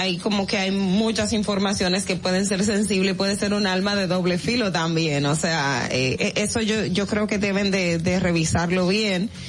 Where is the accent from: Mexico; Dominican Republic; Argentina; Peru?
Dominican Republic; Independencia; la provincia Independencia de donde yo soy